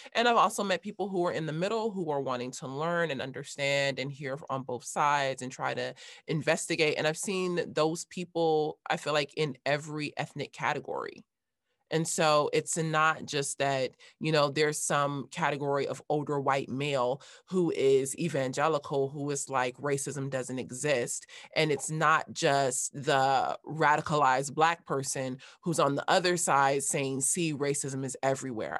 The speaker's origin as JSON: {"language": "English", "town": "Los Angeles", "region": "California", "country": "United States", "tie": "born or raised there", "said": "I grew up in Los Angeles"}